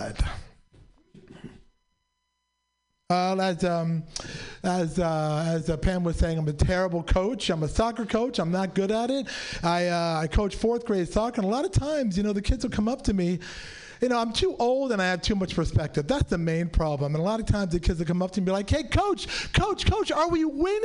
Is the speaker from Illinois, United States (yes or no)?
no; San Francisco, California, United States; I'm a native San Franciscan, but besides me being Pakistani, I was born and raised.